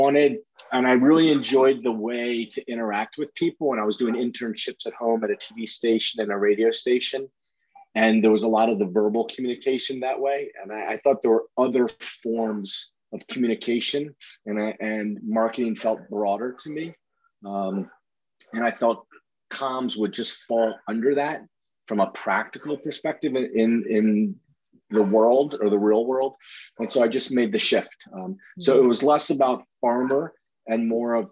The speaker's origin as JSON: {"language": "English", "region": "Maryland", "country": "United States", "moved": "as an adult", "said": "Actually, I'm from the East Coast. I'm from Maryland."}